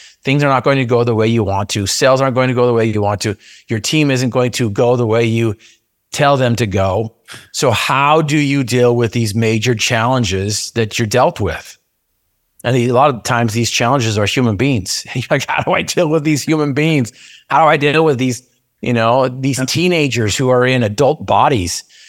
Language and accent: English; Utah, United States; I grew up in Cache Valley in Aggie country, but I wanted to go play in Cougar country down at BYU.